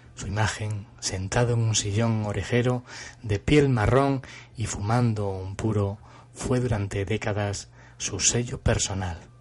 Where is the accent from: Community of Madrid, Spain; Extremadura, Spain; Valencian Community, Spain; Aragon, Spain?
Extremadura, Spain; Cáceres; fui con él a Cáceres, eh, a mi ciudad natal